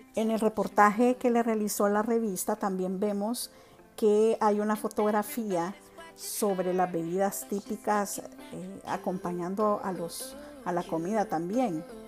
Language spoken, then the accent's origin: Spanish; Honduras; todos los que somos hondureños